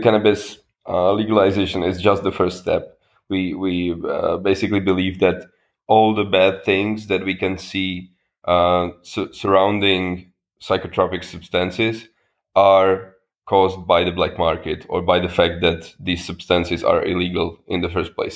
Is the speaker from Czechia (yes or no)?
yes; Czechia; I am from the Czech Republic, and I am a member of parliament for the Power Party.